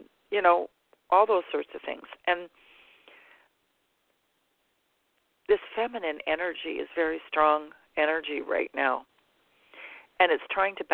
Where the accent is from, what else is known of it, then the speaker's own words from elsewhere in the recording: Canada; I'm Canadian